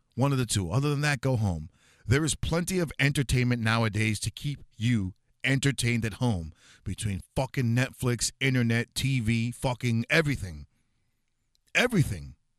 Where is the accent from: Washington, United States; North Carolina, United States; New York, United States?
New York, United States; New York City; I was born and raised in New York City